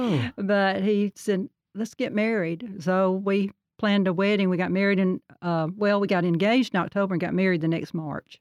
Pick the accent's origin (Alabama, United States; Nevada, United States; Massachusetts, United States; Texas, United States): Alabama, United States; Birmingham; also born or lived in Sardis, Alabama; I was born in Birmingham, Alabama, until nine years old, and then we moved to just north of Gardendale, a little community called Sardis